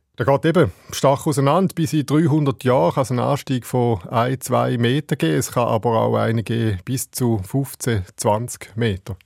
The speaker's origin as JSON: {"language": "German", "country": "Switzerland", "said": "bei uns in der Schweiz"}